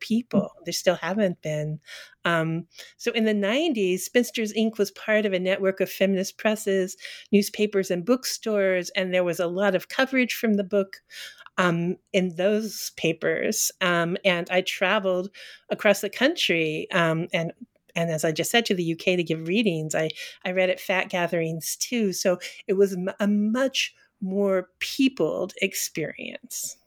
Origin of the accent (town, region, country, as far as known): Colorado, United States; born or raised there; also born or lived in Texas; now in Northampton, United States